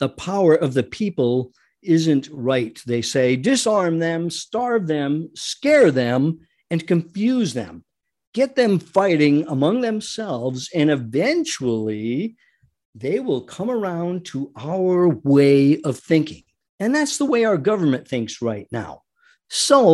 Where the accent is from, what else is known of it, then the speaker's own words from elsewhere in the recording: United States; We as Americans